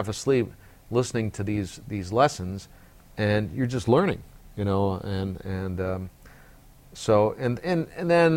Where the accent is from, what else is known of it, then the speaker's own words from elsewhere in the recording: Bay Area, California, United States; growing up in the Bay Area